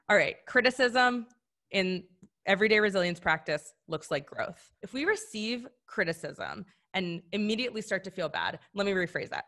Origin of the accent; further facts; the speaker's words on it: Madison, Wisconsin, United States; I'm from Madison, Wisconsin